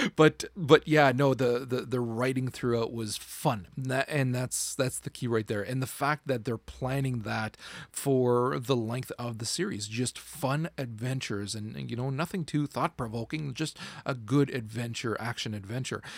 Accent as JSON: {"language": "English", "country": "Canada", "said": "I'm a Canadian"}